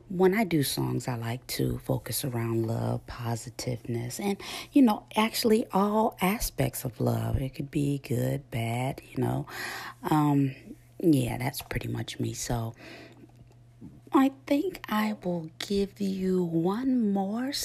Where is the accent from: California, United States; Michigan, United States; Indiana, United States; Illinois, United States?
Indiana, United States; Gary; my hometown, Gary, Indiana.